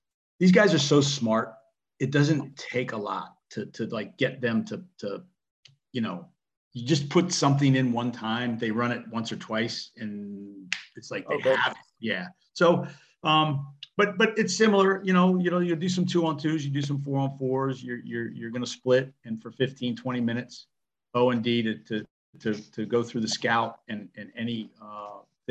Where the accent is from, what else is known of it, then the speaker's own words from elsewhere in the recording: Southern Maryland, United States; I was from Southern Maryland